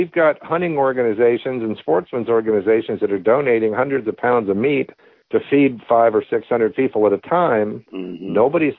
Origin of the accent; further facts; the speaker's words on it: Virginia, United States; now in Sacramento, United States; I grew up in Virginia as a kid.